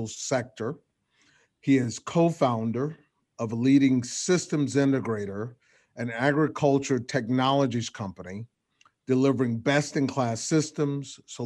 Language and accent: English; small town in Texas, United States; the country boy from a small town in Texas